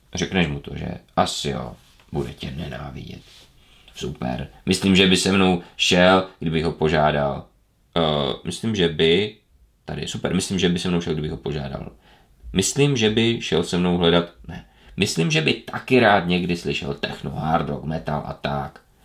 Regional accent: Ostrava, Moravian-Silesian Region, Czechia; u nás v Ostravě Petřkovicích

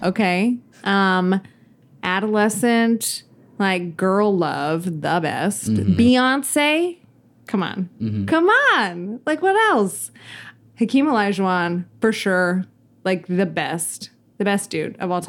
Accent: Houston, Texas, United States; growing up in Houston and living in Houston

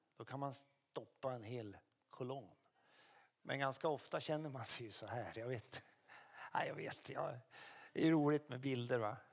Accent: Karlskoga, Örebro County, Sweden; also born or lived in Luleå; now in Umeå, Sweden; Jag är uppvuxen i Karlskoga men jag är född i Luleå

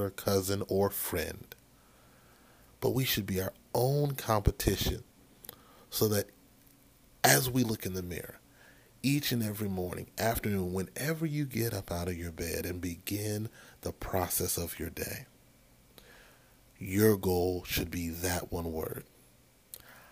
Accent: Maryland, United States; my home state of Maryland

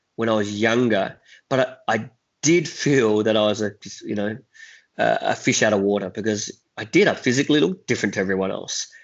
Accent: Adelaide, South Australia, Australia; also born or lived in Vietnam; I was raised in Adelaide

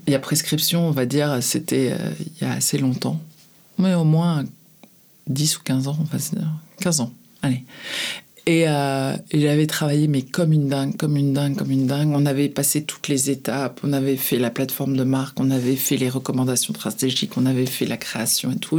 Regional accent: France; quand on est français

